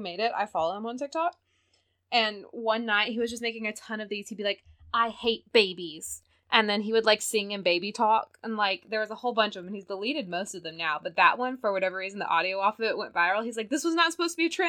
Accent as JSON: {"language": "English", "region": "the South", "country": "United States", "said": "I'm from the South"}